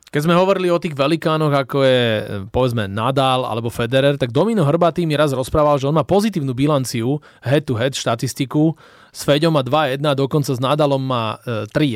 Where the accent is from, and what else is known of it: Slovakia